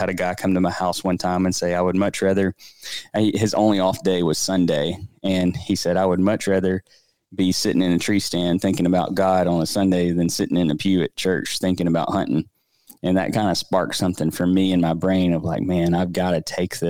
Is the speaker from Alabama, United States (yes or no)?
yes; Birmingham, Alabama, United States; So I am married to my wife. We grew up together here in the Birmingham area.